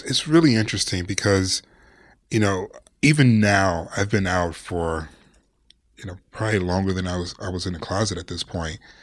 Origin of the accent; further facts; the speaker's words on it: Detroit, Michigan, United States; now in Los Angeles, United States; I'm from Detroit, Cass Tech